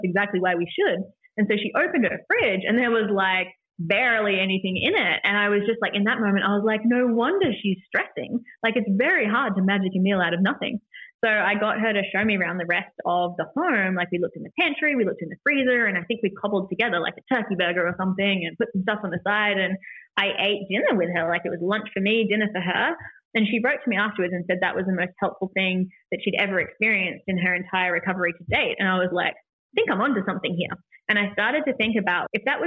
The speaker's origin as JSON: {"language": "English", "country": "New Zealand", "also_born_or_lived": "Los Angeles, United States", "said": "being a New Zealander and coming back to New Zealand after being in America in treatment"}